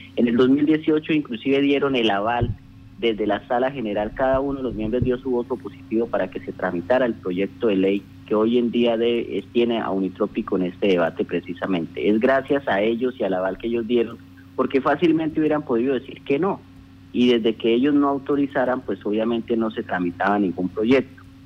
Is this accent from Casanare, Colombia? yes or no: yes; Casanare, Colombia; quienes somos hijos de Casanare